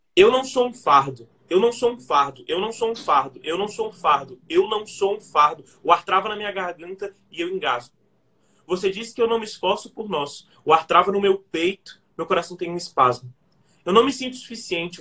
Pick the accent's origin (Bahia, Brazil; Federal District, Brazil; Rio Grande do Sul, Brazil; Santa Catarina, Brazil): Federal District, Brazil; Brasília; nasci em Brasília, cresci aqui